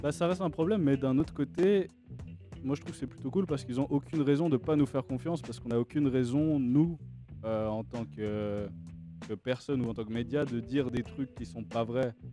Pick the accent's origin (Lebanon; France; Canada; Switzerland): Switzerland; depuis tout petit, en tant que Suisse